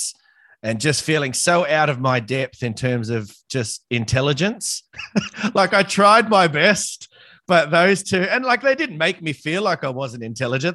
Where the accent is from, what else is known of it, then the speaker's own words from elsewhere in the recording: Sydney, New South Wales, Australia; also born or lived in Queensland; I'm from Sydney. I know I went up to Queensland for a bit, but I'm from Sydney.